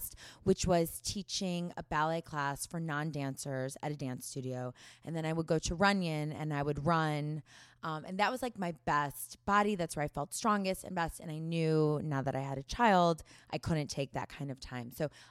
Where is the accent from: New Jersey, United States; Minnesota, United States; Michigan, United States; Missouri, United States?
Missouri, United States; St. Louis; moved away as an adult; now in Los Angeles, United States; growing up in the Midwest